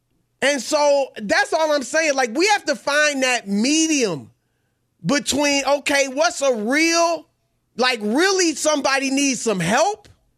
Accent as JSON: {"language": "English", "town": "Baton Rouge", "region": "Louisiana", "country": "United States", "tie": "born there", "also_born_or_lived": "Cincinnati / Indianapolis / Syracuse / Des Moines", "said": "I was born in Baton Rouge. I lived in Cincinnati, Ohio, Indianapolis, Indiana, Syracuse, New York, Des Moines, Iowa, Cleveland, Ohio."}